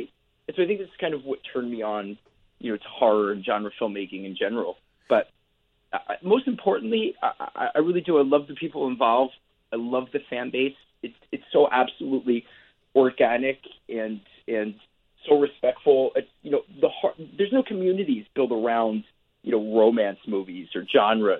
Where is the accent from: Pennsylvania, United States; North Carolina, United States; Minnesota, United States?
Pennsylvania, United States; Philadelphia; where I grew up in Philadelphia, Pennsylvania